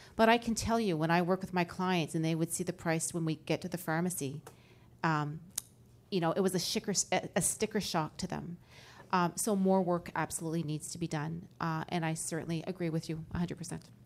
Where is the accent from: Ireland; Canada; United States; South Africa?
Canada; Moncton, New Brunswick; I just came from my hometown in Moncton, New Brunswick